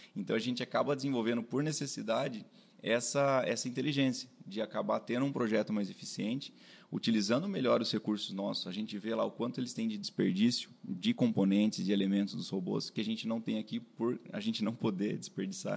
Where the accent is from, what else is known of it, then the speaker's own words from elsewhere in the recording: Sorocaba, São Paulo, Brazil; also born or lived in Itajubá, Minas Gerais; eu sou daqui de Sorocaba mesmo